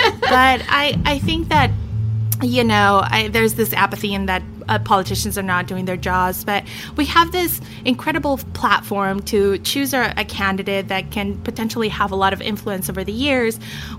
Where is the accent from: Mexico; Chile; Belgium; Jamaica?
Chile; now in United States; Not how, you know, my parents and myself immigrated in this country. Like, we came from Chile